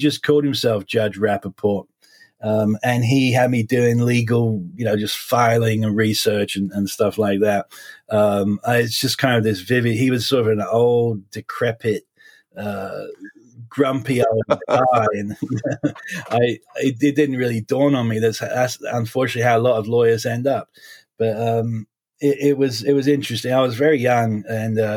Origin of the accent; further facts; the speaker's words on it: Essex, suburbs of London, East of England, United Kingdom; moved away; I was born and raised basically in the suburbs of London in England. I'm what you call an Essex boy.